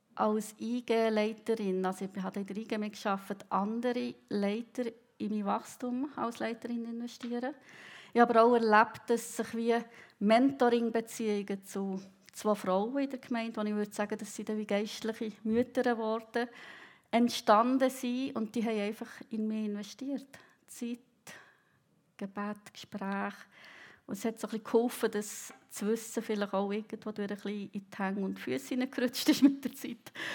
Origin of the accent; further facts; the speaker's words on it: Bern, Switzerland; moved away as an adult; now in Riehen, Switzerland; Ich bin im Kanton Bern aufgewachsen, aber seit etwa 20 Jahren in der Region Basel wohnhaft